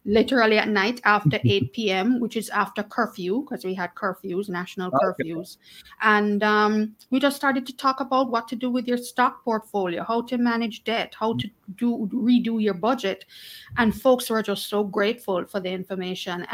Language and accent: English; Jamaica; also born or lived in Kingston; I am Jamaican, born and raised, still living in Kingston